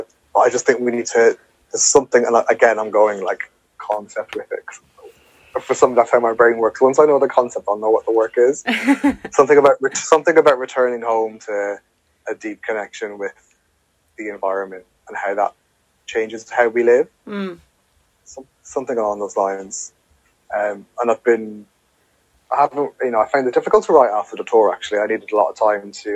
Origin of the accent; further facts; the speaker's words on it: Ireland; moved away; here's my background of growing up in Ireland in a context